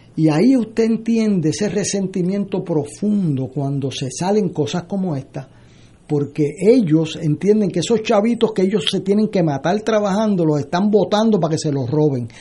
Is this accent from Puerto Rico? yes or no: yes; San Juan, Puerto Rico; yo que soy de Río Piedra